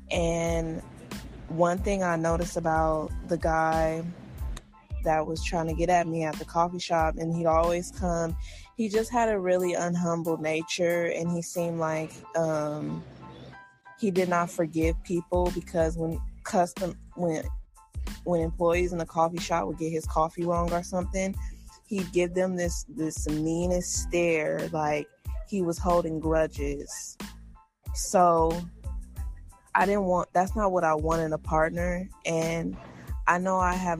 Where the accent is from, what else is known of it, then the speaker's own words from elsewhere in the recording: United States; being African American in America